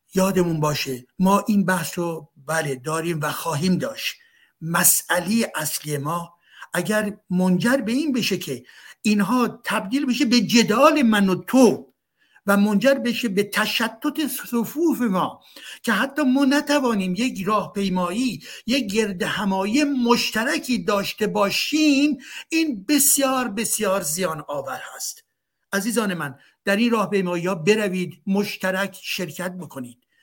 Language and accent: Persian; Iran; now in France; من فرانسوی ایرانی هستم